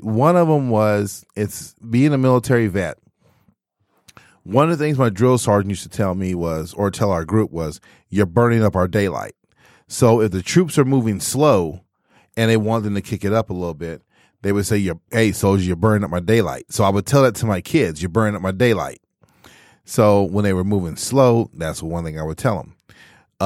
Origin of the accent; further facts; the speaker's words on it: Texas, United States; moved away as an adult; also born or lived in Michigan; I was originally from Texas